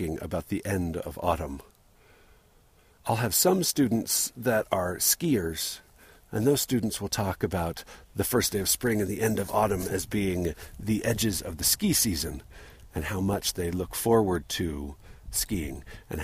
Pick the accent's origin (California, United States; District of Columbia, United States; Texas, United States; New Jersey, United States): California, United States; San Diego; moved away; I think about my growing up in San Diego